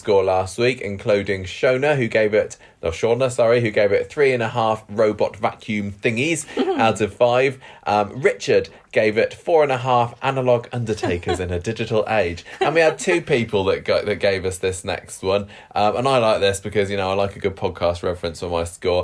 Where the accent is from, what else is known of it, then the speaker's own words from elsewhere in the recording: Midlands, United Kingdom; now in Southampton, United Kingdom; I am from the Midlands